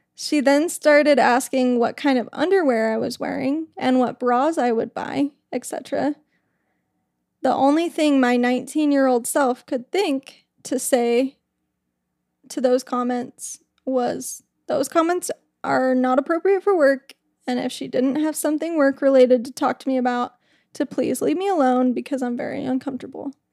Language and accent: English; Utah, United States; I'm from Utah